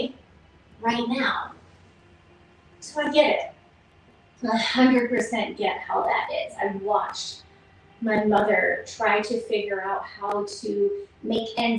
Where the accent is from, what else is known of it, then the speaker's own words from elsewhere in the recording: Toledo, Ohio, United States; also born or lived in Philadelphia, Pennsylvania; Mom moved us to Ohio, Toledo, Ohio to be exact.